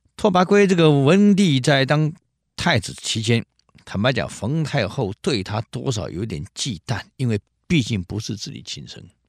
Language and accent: Chinese; Taiwan; 我们台湾人很少尝试到零下二十度以下那种气候